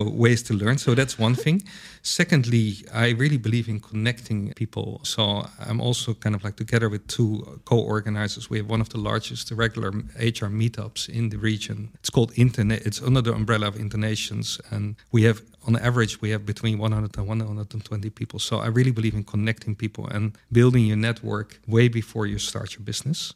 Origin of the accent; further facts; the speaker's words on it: Netherlands; I'm from the Netherlands